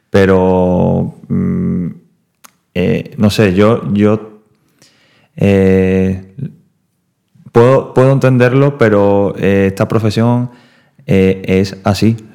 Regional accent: Seville, Andalusia, Spain; soy sevillano, no ah, sevillista.

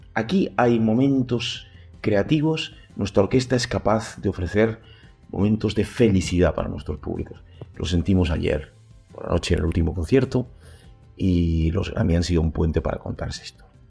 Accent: Altea, Valencian Community, Spain; Yo nací en Altea eh, y de muy joven era parte de la banda de mi pueblo

